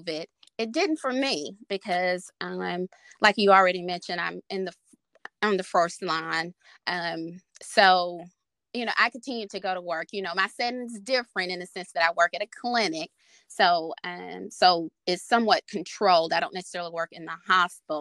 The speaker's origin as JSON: {"language": "English", "region": "Mississippi", "country": "United States", "moved": "as an adult", "lives_now": "Arkansas, United States", "said": "I am originally from Mississippi, currently here in Arkansas"}